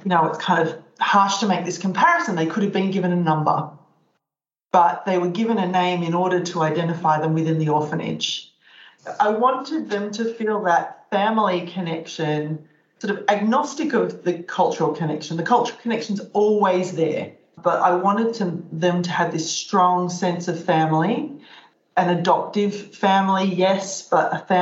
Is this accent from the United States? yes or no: no; Australia; now in Netherlands; I'm an Australian and I currently live in the Netherlands